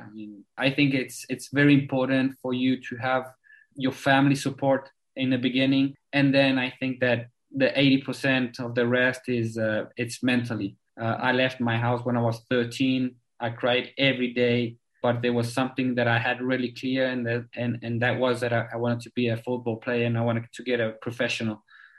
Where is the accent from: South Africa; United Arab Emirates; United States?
South Africa; born there; English is a second language; I was born in South Africa, and I've been talking to you today with the English.